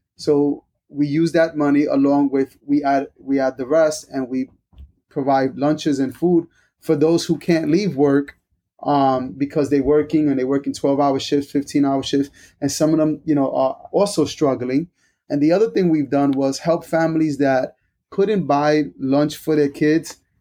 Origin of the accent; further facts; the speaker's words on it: New York, United States; moved away as an adult; now in Wake Forest, United States; I'm originally from New York, so I'm a New Yorker